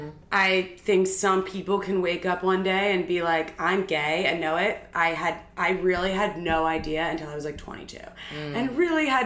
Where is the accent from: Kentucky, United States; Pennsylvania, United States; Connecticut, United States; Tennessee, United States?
Pennsylvania, United States; Philadelphia; moved away as an adult; now in New York, United States; Philly. I'm from Philly